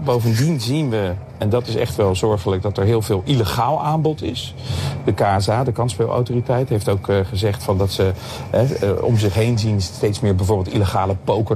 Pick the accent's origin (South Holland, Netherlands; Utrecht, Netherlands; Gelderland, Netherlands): South Holland, Netherlands; Leiden; Ik ben nu ik ben, eh, op mijn, in mijn geboortestad Leiden